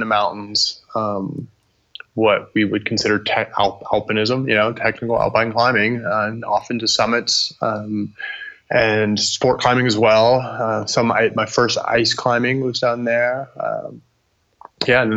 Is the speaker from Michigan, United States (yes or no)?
no; Oregon, United States; when I grew up in Oregon